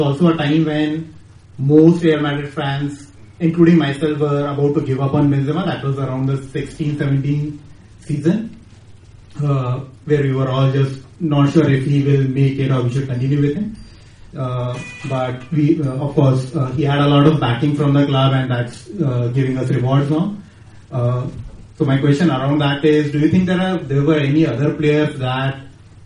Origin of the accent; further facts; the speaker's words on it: Bangalore, Karnataka, India; I'm from Bangalore.